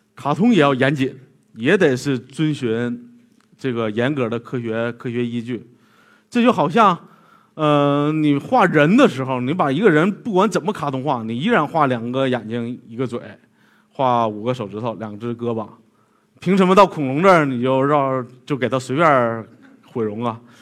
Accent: western Liaoning, China; 在我老家那边儿辽宁西部

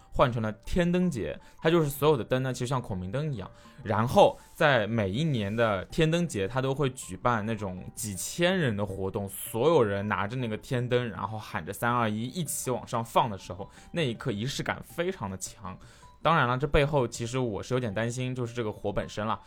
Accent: China; 我是中国人

